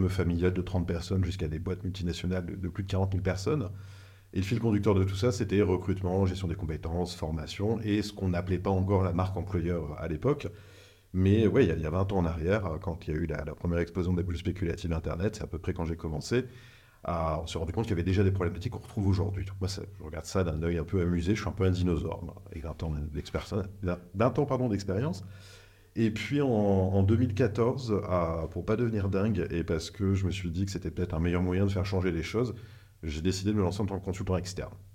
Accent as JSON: {"language": "French", "region": "northern France", "country": "France", "said": "ça s'entend pas, mais je viens du nord de la France."}